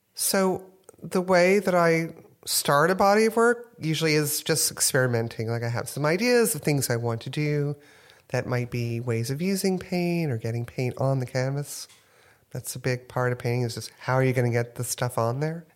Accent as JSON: {"language": "English", "town": "New Orleans", "region": "Louisiana", "country": "United States", "tie": "born or raised there", "also_born_or_lived": "Houston, Texas", "moved": "yes", "lives_now": "New York, United States", "said": "I grew up in New Orleans"}